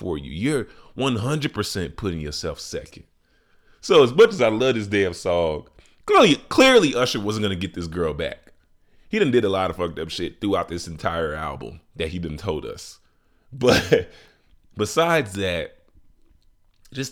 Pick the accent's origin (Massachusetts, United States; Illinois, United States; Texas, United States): Illinois, United States; Chicago; my city, Chi-Town